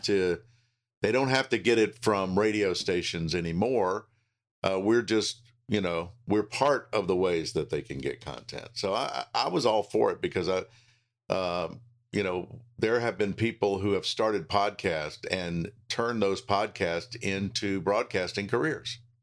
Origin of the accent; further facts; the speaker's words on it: Charlotte, North Carolina, United States; I've been blessed to spend all of my career pretty much in my hometown